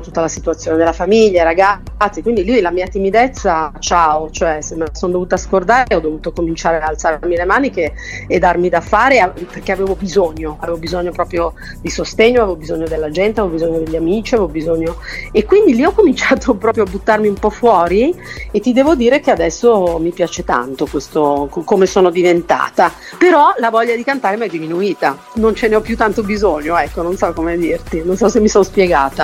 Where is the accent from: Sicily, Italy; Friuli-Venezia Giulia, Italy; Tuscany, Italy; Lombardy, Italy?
Lombardy, Italy; Milan; moved away as an adult; also born or lived in Lagonegro; io sono di Milano